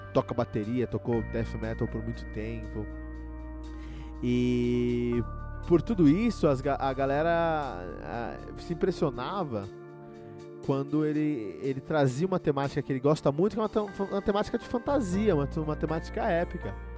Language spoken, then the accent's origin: Portuguese; Brazil; eu sou brasileiro